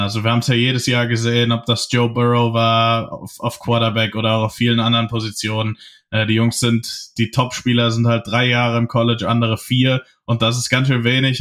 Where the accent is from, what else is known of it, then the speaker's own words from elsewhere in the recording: Hesse, Germany; ich komme ja aus Hessen